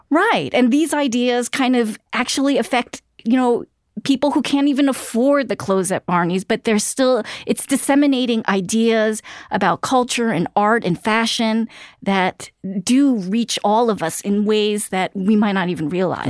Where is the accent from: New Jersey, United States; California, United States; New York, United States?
New York, United States; New York City; I grew up in Queens